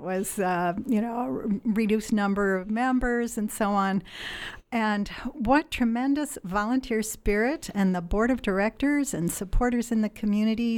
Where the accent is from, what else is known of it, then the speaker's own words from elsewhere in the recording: Illinois, United States; moved away as an adult; also born or lived in Wisconsin; now in Eugene, United States; I grew up in the Midwest okay. in, in Illinois.